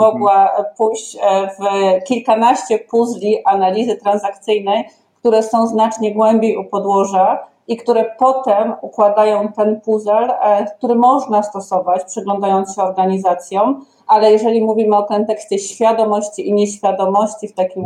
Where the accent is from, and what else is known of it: Ustrzyki Dolne, Subcarpathian Voivodeship, Poland; born or raised there